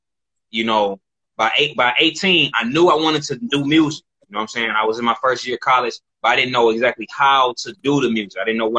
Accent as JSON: {"language": "English", "town": "Detroit", "region": "Michigan", "country": "United States", "tie": "born or raised there", "said": "So I grew up on the East Side. I grew up like around the Quinder and Six Mile area."}